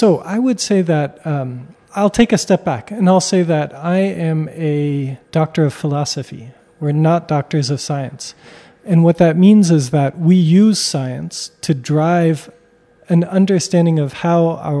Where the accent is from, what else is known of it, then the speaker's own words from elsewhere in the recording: United States; So I come from the United States, but I'm French Armenian.